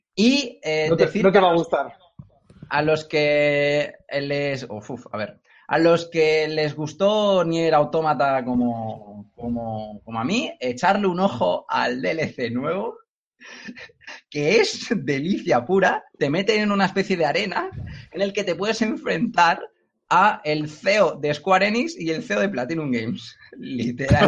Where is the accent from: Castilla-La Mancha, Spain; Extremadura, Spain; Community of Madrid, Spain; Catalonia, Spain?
Catalonia, Spain; Cornellà de Llobregat; soy, soy eh, originario de Cornellá